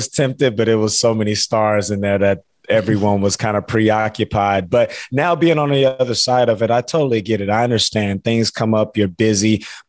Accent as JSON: {"language": "English", "town": "Houston", "region": "Texas", "country": "United States", "tie": "born or raised there", "said": "So I was obviously a huge Oiler fan living and growing up in the suburbs of Houston."}